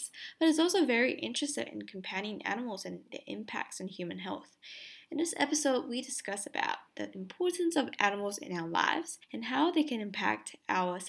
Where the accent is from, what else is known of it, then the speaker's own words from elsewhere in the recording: Malaysia; I'm actually Malaysian.